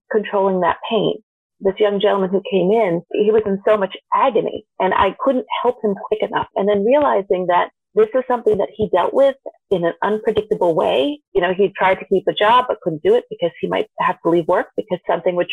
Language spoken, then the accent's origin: English; Vermont, United States; I grew up actually in Vermont, which is not the world's most diverse place, but being somebody of Indian descent